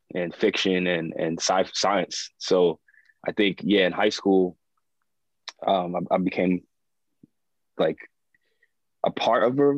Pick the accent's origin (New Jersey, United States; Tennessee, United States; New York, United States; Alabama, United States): New York, United States; New York City; Born and raised in Brooklyn, Flatbush section of Brooklyn